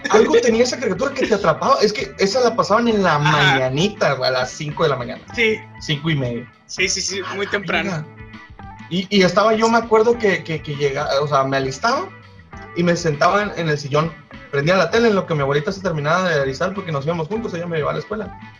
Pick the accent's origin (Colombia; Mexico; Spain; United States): Mexico; Guaymas, Sonora; also born or lived in Hermosillo; No, yo nací en Guaymas.